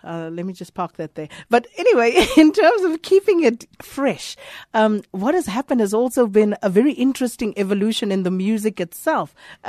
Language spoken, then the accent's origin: English; Standerton, Mpumalanga, South Africa; And Jan is rolling his eyes at me because I just told him I'm from Standerton.